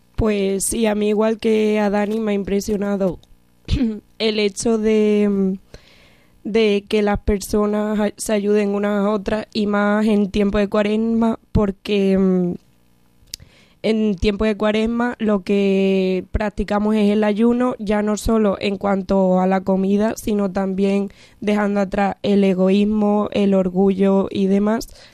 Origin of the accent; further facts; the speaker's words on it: Zorita, Extremadura, Spain; Soy de Zorita, un pueblo pequeño cerca de aquí de Cáceres.